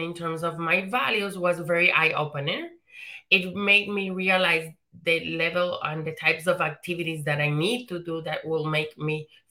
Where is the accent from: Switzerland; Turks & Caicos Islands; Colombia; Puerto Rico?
Puerto Rico; moved away; So I'm Puerto Rican. I was born and raised in the Caribbean, in Puerto Rico.